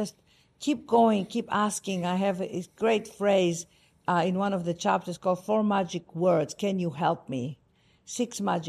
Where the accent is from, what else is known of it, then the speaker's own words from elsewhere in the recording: Greece; accent: Greek; English is a second language; now in United States; Yes, it's my Greek accent. I could never lose it. I tried.